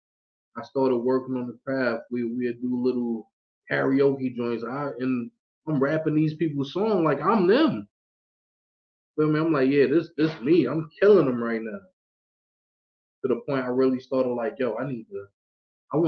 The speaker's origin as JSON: {"language": "English", "town": "New York City", "region": "New York", "country": "United States", "said": "I'm from Brooklyn, New York, man, so, you know, I was surrounded by nothing but music"}